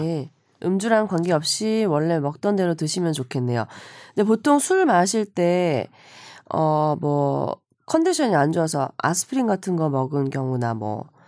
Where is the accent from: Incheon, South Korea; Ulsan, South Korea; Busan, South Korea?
Busan, South Korea; 제 고향이 부산인데